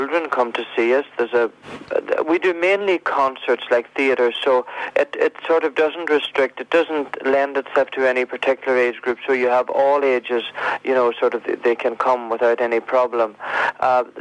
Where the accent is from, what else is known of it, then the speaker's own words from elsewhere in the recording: Kincasslagh, County Donegal, Ireland; I was brought up in a very small village on the northwest coast called Kincastle, and that is in County Donegal